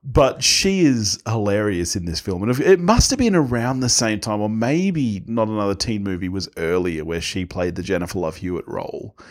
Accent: Australia; we're Aussie

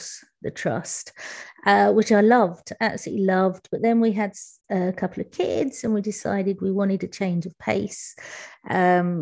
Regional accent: London, United Kingdom; I'm from East London. I moved to West London when I became a teacher, which wasn't until I was 28

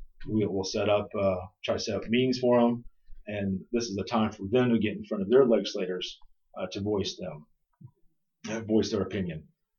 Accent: Florida, United States; I'm a Florida cracker. My family moved here in the 1840s. So I'm a seventh generation Florida cracker, and my family has been in Lodge County farming ever since then.

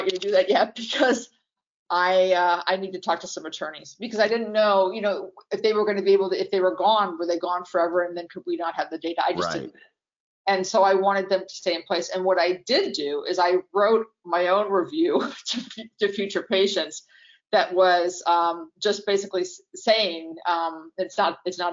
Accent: New York, United States; moved away; I'm from New York

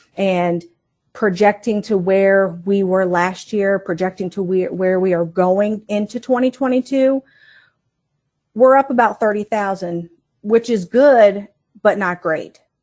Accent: Northern Virginia, United States; moved away as an adult; also born or lived in Colorado; now in Martinsburg, United States; I was born in Colorado at an Air Force base. My dad was in the Air Force, and, uh, he decided to move us, when I say us, it's the whole family to Virginia. And we lived in Northern Virginia, uh, for about twenty-seven years

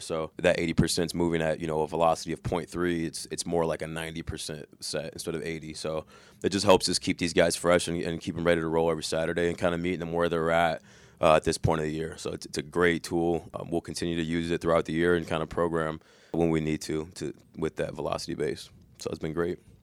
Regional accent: Corona, California, United States; now in Cincinnati, United States; I'm from Corona, California. Grew up playing football

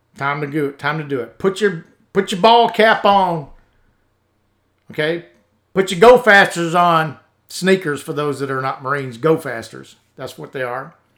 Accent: United States; As American veterans

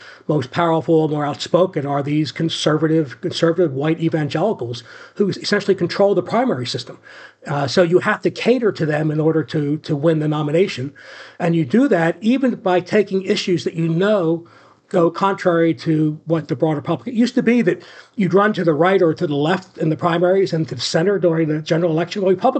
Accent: Florida, United States; But here these people are like DeSantis in my home state, you know, are passing these highly restrictive abortion bills.

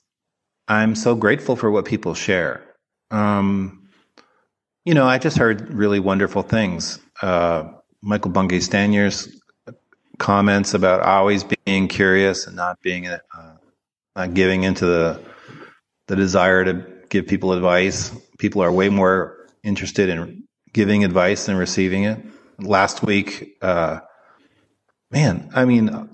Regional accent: Canada; moved away as an adult; also born or lived in Toronto; now in United States; I'm from Canada

